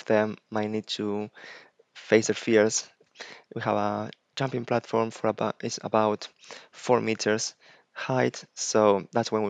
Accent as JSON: {"language": "English", "region": "Buenos Aires", "country": "Argentina", "tie": "born or raised there", "also_born_or_lived": "Iceland", "moved": "as an adult", "lives_now": "United Kingdom", "said": "I'm originally from Buenos Aires, Argentina"}